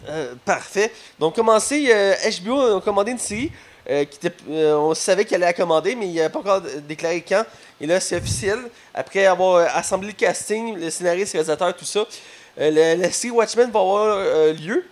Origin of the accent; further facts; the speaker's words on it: Quebec, Canada; on est Québécois, Canadiens